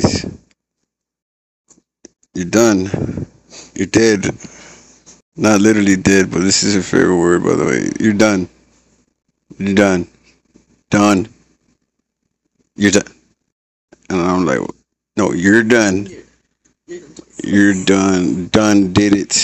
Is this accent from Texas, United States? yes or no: yes; San Antonio, Texas, United States; I'm from San Antonio, Texas